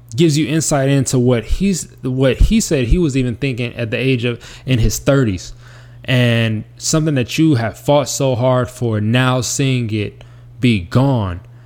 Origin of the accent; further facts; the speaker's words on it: Las Vegas, Nevada, United States; moved away; my hometown of Las Vegas, Nevada